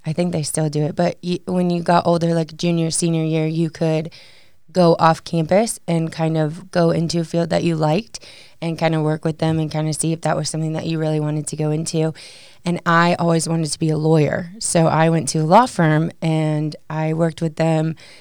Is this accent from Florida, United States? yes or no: no; Batavia, Illinois, United States; moved away as an adult; now in Maryville, United States; I'm from a suburb called Batavia. It's about forty-five miles west of Chicago